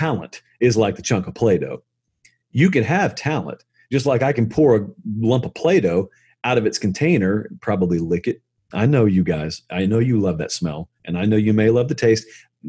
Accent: Deep South, United States; trust me, I grew up in the Deep South, so I say

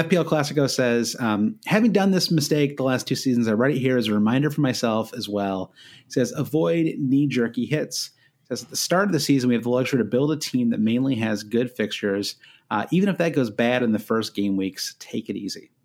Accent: United States; as an American

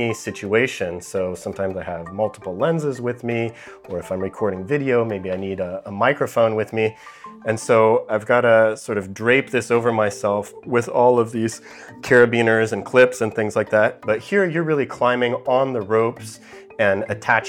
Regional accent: near Yosemite National Park, California, United States; I grew up near Yosemite National Park

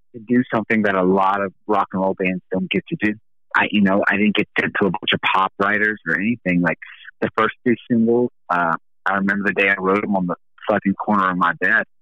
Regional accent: the South, United States; I grew up in the South

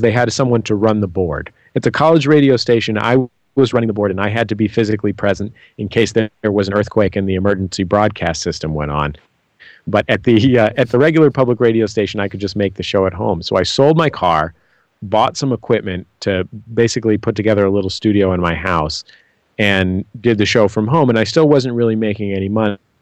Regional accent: San Francisco, California, United States; I'm from San Francisco

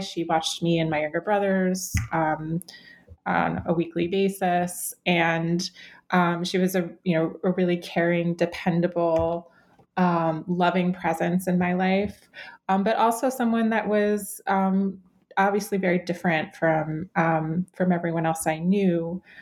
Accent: Cleveland, Ohio, United States; I grew up in Cleveland, Ohio

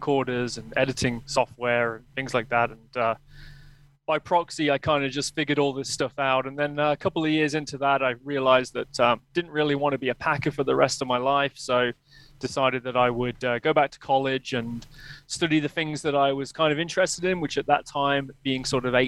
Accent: Leicester, East Midlands, United Kingdom; moved away as an adult; now in Canada; I grew up in Leicester in the United Kingdom. I was born there and I lived there until about the age of 31, when I moved here to Canada with my wife and our kid

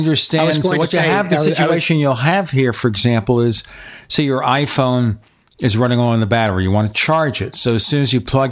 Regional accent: New York City, New York, United States; now in Arizona, United States; I grew up in New York City

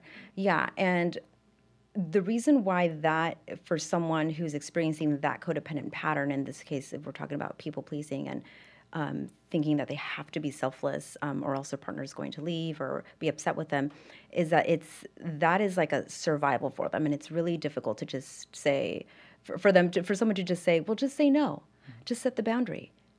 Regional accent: Pasadena, California, United States; So I'm from Los Angeles, specifically Pasadena, California.

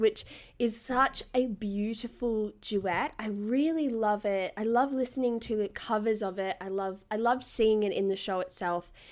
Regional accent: Gold Coast, Queensland, Australia; I'm from the Gold Coast and I used to be a state level swimmer

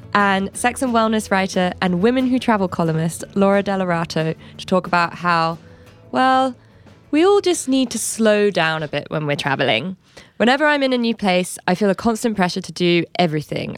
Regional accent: London, United Kingdom; I'm from London.

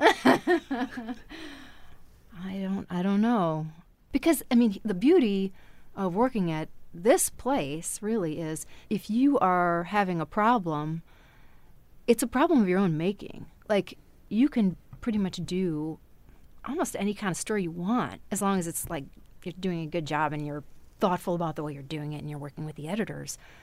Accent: Wisconsin, United States; now in Texas, United States; I grew up in Wisconsin

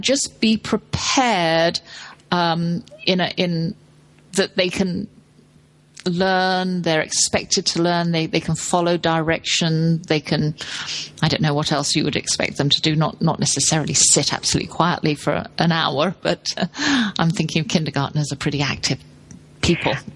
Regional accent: London, United Kingdom; I grew up in London

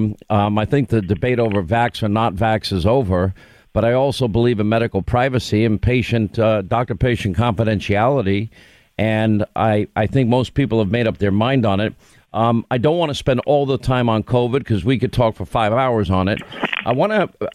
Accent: Long Island, New York, United States; moved away as an adult; also born or lived in Rhode Island / California / Alabama / Georgia; I grew up in Long Island, but I lived 5 years in Rhode Island, 5 years in California, 2 years in Alabama, 4 years in Georgia

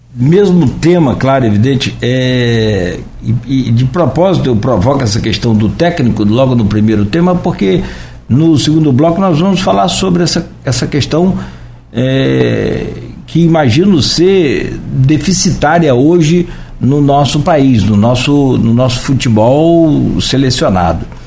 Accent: Brazil; Eu sou brasileiro

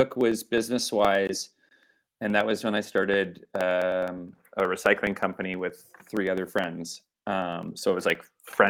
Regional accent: Vancouver, British Columbia, Canada; But I was on the outskirts of Vancouver. There's something, maybe it's like I'm Canadian and I enjoy my space

